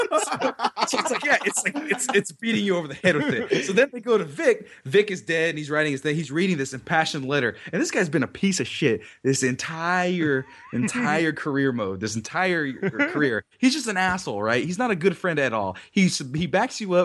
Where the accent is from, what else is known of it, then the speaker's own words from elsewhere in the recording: New York City, New York, United States; I'm from Brooklyn.